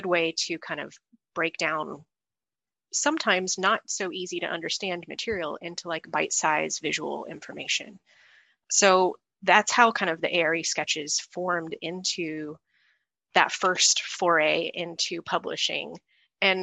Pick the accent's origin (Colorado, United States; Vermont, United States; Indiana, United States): Indiana, United States; Indianapolis; moved away as an adult; I'm from Indianapolis